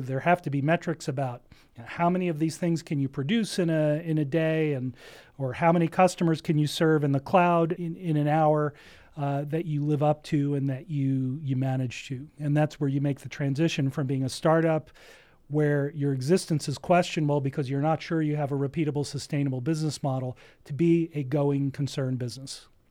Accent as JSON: {"language": "English", "region": "New Jersey", "country": "United States", "tie": "born or raised there", "moved": "yes", "lives_now": "Ventura County, United States", "said": "I grew up in New Jersey"}